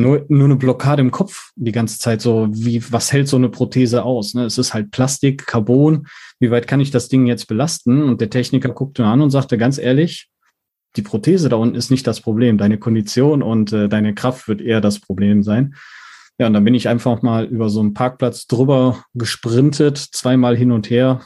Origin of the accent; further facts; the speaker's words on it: Mettmann, North Rhine-Westphalia, Germany; komme aus Mettmann, das liegt in NRW bei Düsseldorf